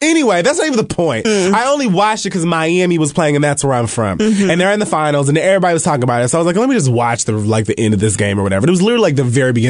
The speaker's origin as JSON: {"language": "English", "country": "Jamaica", "said": "Well, see, then that's something that's kind of a little bit different, because Jamaican people know exactly what I'm talking about. We be late for everything."}